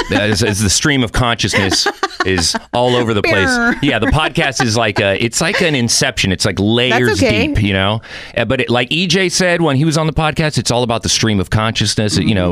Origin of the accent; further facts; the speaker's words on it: Mexico City, Mexico; born there; I have dual citizenship, meaning... I was born in Mexico City, but my mom was from San Fernando here in California.